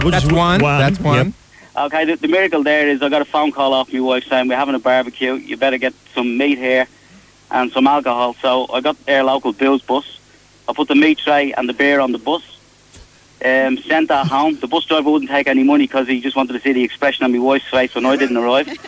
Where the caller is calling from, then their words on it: Gold Coast, Queensland, Australia; I'm from the Gold Coast at the moment.